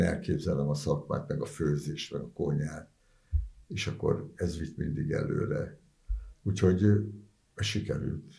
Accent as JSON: {"language": "Hungarian", "region": "Budapest", "country": "Hungary", "tie": "born or raised there", "said": "ott a Kőbányán 10. keretben nőttem föl"}